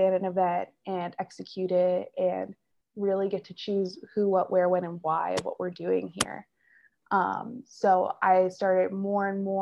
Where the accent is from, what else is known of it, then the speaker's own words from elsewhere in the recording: Philadelphia, Pennsylvania, United States; moved away as an adult; I'm from Philadelphia area originally